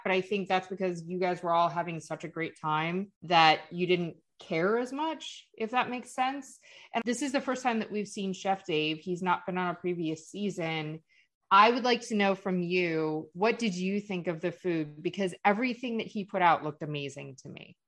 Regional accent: Cleveland, Ohio, United States; now in Florida, United States; both of us are from Ohio

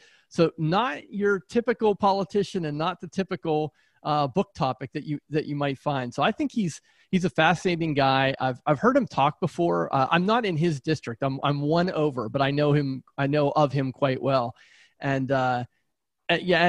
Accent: Pittsburgh, Pennsylvania, United States; I grew up in Pittsburgh

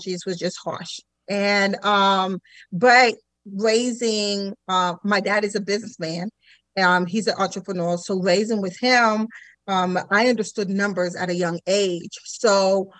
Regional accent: Sarasota, Florida, United States; also born or lived in Haiti; originally from the island of Haiti, so I'm an island girl, but I was raised in Sarasota.

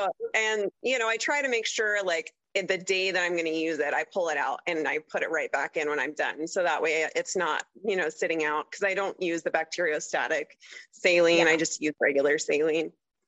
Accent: Tulsa, Oklahoma, United States; No, so I mostly grew up in Oklahoma, like Tulsa area. But like I said, my dad was in the Army, so I moved around a lot. Like, I literally went to 13 different schools as a kid.

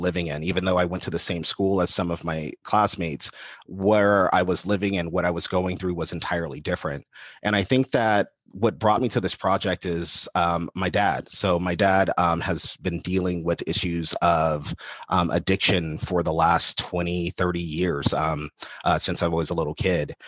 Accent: Los Angeles, California, United States; I'm an L A kid at my heart. Um, and so I grew up in West L A, South Central L

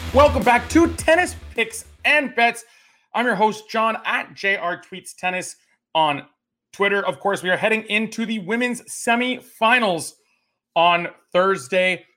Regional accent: Canada; as a Canadian tennis fan

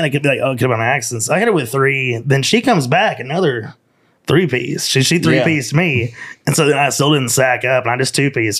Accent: Knoxville, Tennessee, United States; moved away as an adult; now in Nashville, United States; Knoxville, Tennessee. East Tennessee.

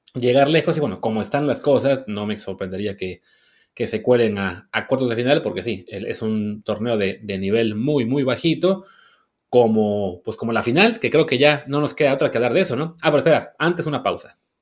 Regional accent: Mexico; nosotros como público mexicano

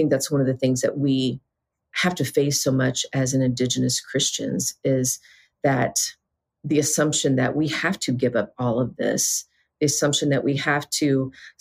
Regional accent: Southeast, United States; I'm from the Southeast

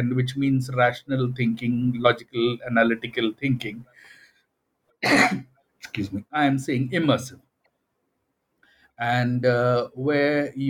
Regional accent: India; my formative experiences and my background as an Indian

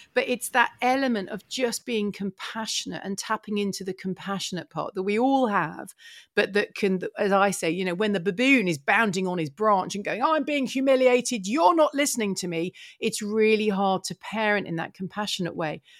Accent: Essex, East of England, United Kingdom; a town, um, so in Essex, so it was quite green

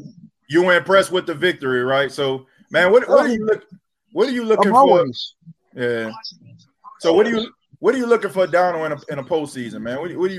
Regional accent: New Orleans, Louisiana, United States; We are from New Orleans, where we always keep it real.

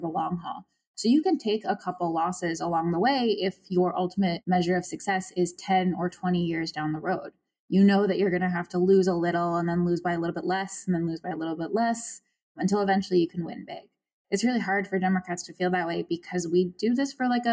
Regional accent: Virginia, United States; I was born and raised in Virginia

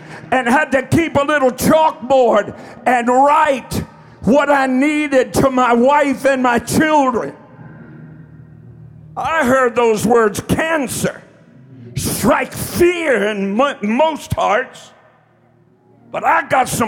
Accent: Eastern Kentucky, United States; I'm from Eastern Kentucky, honey. We just talk straight and slow.

